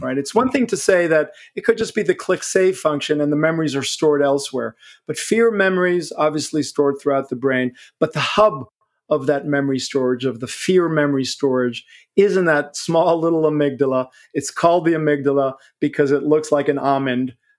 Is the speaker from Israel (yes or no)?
yes; Israel; now in New York City, United States; grew up in Israel and I'm a New Yorker